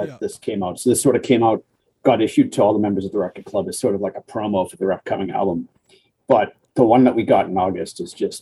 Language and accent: English; Salem, Massachusetts, United States; also born or lived in Charlestown (ASR 'Charleston'); Salem, Massachusetts, my hometown here